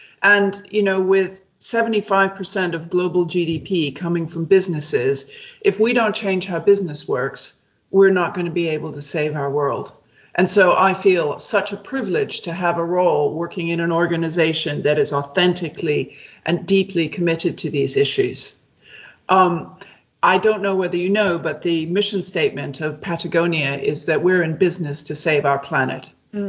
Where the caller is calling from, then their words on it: Amsterdam, North Holland, Netherlands; I'm dialing in from central Amsterdam. I've just been here for a few weeks and it's very exciting.